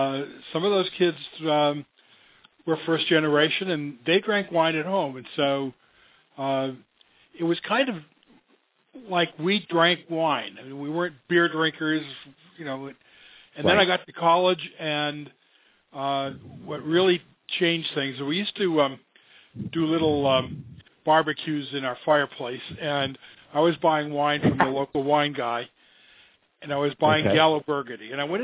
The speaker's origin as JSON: {"language": "English", "town": "Boston", "region": "Massachusetts", "country": "United States", "said": "I'm a Bostonian."}